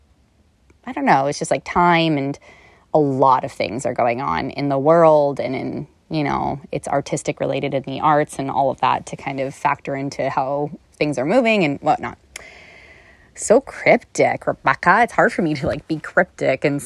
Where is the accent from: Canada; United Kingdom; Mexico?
Canada; also born or lived in Toronto / Los Angeles; I'm Canadian